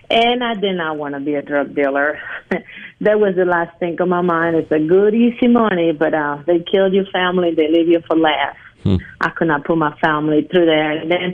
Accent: Colombia; English is a second language; moved away as an adult; now in Pike County, United States; I'm originally from Colombia, South America, yes. I left in the 80s

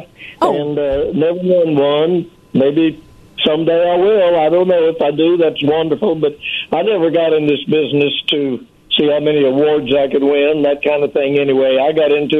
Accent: Columbia, South Carolina, United States; moved away; also born or lived in Georgia; I was born in Columbia, South Carolina, and we were still living there

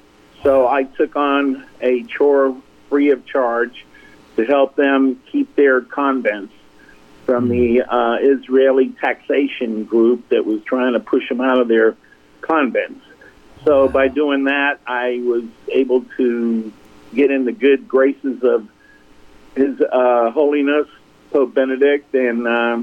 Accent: Naples, Campania, Italy; also born or lived in Meridian, Mississippi; I was born in Meridian, and we left when I was five. We went on vacation, spent a year in Italy, and then my father got a job with the U.S. government in Naples, Italy, to build a base there

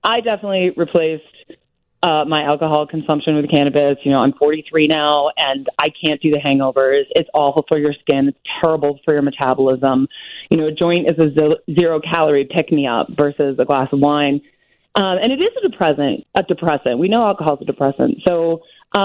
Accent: Wisconsin, United States; I'm from Wisconsin

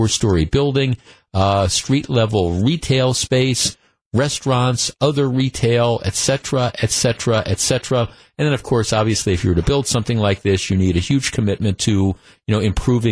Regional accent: North Shore, Wisconsin, United States; I grew up in the North Shore. I've lived in the North Shore most of my life

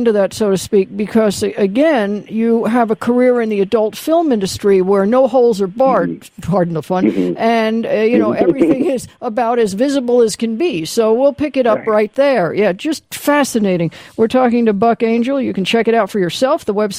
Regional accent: Van Nuys, California, United States; certainly growing up in Van Nuys, you saw it right on the street.

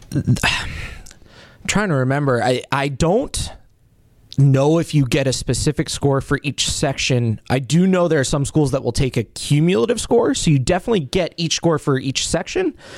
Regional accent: Colorado, United States; now in Wisconsin, United States; I'm from Colorado originally.

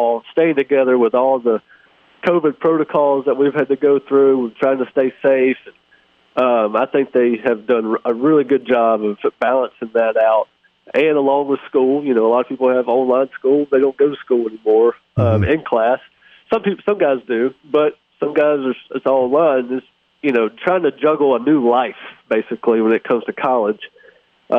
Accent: Hattiesburg, Mississippi, United States; this is my hometown. I grew up in Hattiesburg

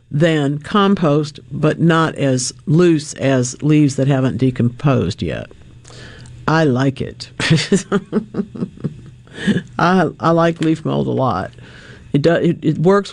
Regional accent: Monroe, United States; my town of Monroe

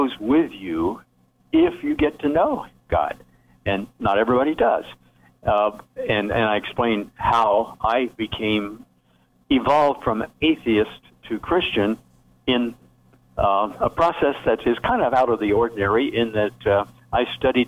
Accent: the Ozarks of Missouri, United States; moved away; also born or lived in Ohio; I grew up in the Ozarks of Missouri and on a farm.

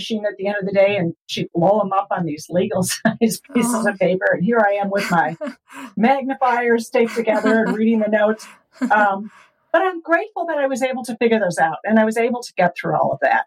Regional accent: Chicago, Illinois, United States; moved away as an adult; now in Fort Collins, United States; I was born and raised in the Chicago area

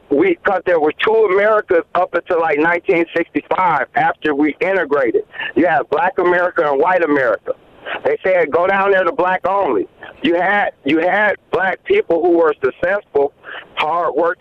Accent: Wisconsin, United States; moved away; also born or lived in Mississippi; I'm from Wisconsin, but I also lived in Mississippi

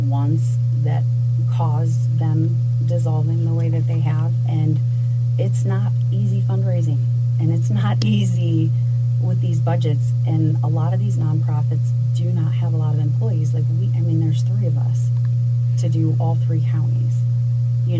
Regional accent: Detroit, Michigan, United States; moved away; I'm originally from Detroit, Michigan

